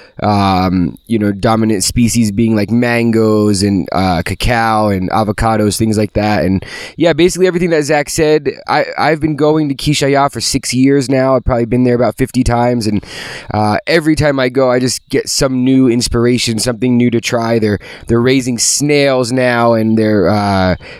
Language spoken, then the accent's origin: English; New Jersey, United States; moved away; growing up in New Jersey, kind of near the coast, these flat sandy soils